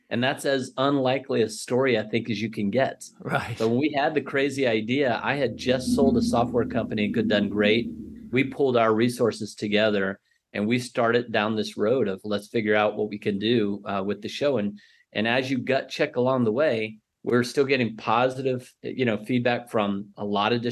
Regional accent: Bangkok, Thailand; the fact that we grew up in Bangkok and we have just a really big network and we've got a lot of friends that are all over the world, kids that we've just grown up with.

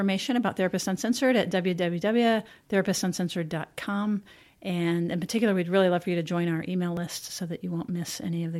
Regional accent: United States; And I'm an American.

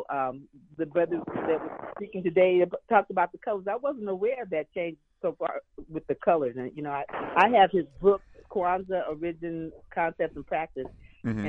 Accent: Bay Area, California, United States; now in Atlanta, United States; I'm from the Bay Area

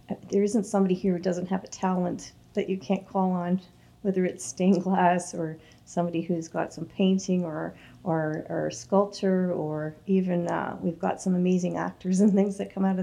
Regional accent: Toronto, Ontario, Canada; now in Scugog, Canada; I grew up in Toronto

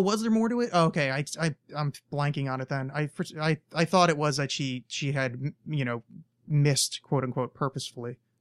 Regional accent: United States; as an American

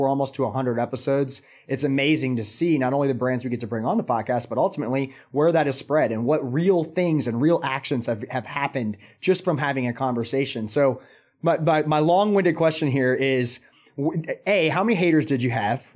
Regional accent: Atlanta, Georgia, United States; now in Charlotte, United States; I'm actually from Atlanta

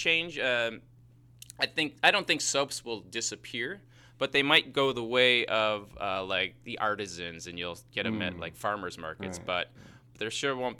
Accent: Chicago, Illinois, United States; accent: Chicago; that's my Chicago accent

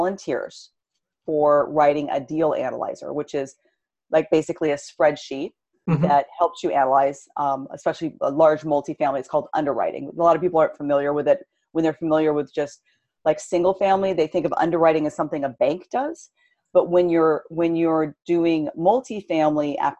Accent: California, United States; Born and raised in California

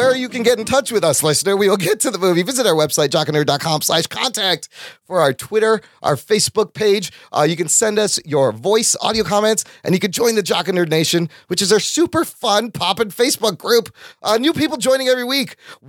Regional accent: Skokie, Illinois, United States; I grew up in Skokie.

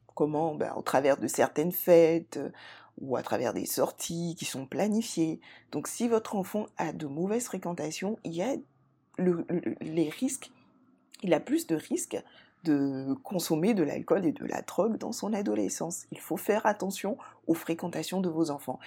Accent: Côte d’Ivoire; en Côte d'Ivoire, mon pays d'origine

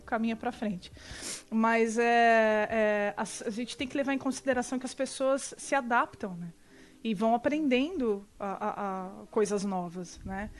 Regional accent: São Bernardo do Campo, São Paulo, Brazil; eu sou de São Bernardo do Campo, gente, em São Paulo.

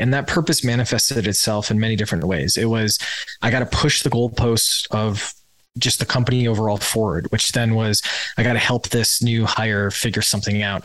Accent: Wisconsin, United States; I grew up in Wisconsin

